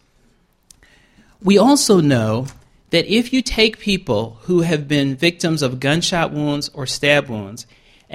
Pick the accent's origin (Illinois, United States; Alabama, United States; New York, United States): New York, United States; New York City; moved away; I grew up in Queens, New York